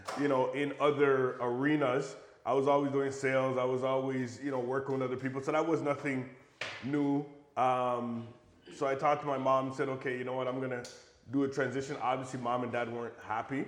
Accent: Buffalo, New York, United States; I'm American. So I was born in Buffalo, New York

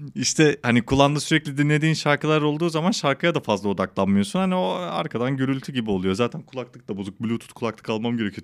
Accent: Malatya, Turkey; also born or lived in Kadıköy, Istanbul; now in Istanbul, Turkey; ben Malatya'da büyüdüm.

